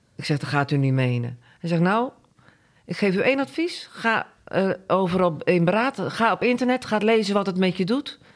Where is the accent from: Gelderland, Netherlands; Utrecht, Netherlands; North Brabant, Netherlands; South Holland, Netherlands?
South Holland, Netherlands; Gorinchem; moved away as an adult; now in Boskoop, Netherlands; geboren en getogen in Gorkum